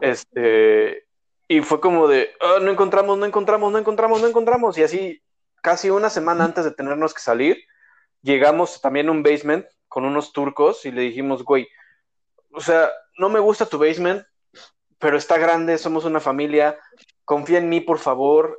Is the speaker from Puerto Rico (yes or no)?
no; Mexico; moved away; cultura mexicana y en general la latina